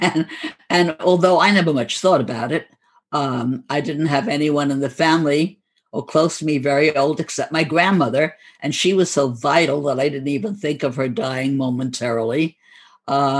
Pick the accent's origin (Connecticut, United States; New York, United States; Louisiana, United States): New York, United States; New York City; accent: New York; And we were from Brooklyn, and we sometimes would imitate the Brooklyn accent, although I don't think we deeply, heavily were stamped by it.